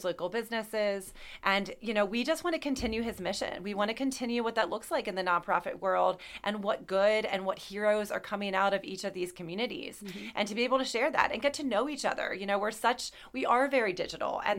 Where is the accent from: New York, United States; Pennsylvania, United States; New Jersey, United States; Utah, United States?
Pennsylvania, United States; Mount Joy; also born or lived in Lancaster, Pennsylvania; I grew up in uh, uh, Lancaster County. I grew up in Mount Joy